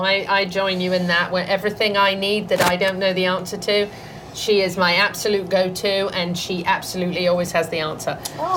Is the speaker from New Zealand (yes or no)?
no; England, United Kingdom; moved away; I'm English.